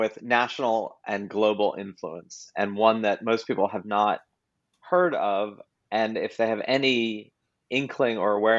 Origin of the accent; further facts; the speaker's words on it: New York City, New York, United States; moved away as an adult; I am born and raised in New York City, where I currently reside. I have spent 80% of my life in a 10-block radius, making me very Mayberry and Manhattan-ish.